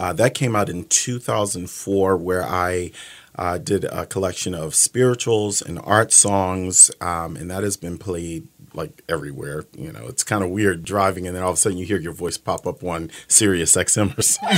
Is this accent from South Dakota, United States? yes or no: no; Philadelphia, Pennsylvania, United States; moved away as an adult; now in Michigan, United States; I am from Philadelphia, uh, where I was born and raised